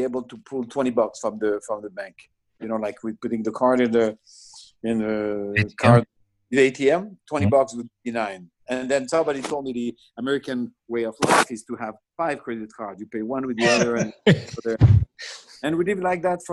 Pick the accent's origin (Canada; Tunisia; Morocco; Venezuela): Tunisia; Bizerte, Bizerte Governorate; accent: French; also born or lived in Israel; now in United States; I was born in Tunisia, which is a French colony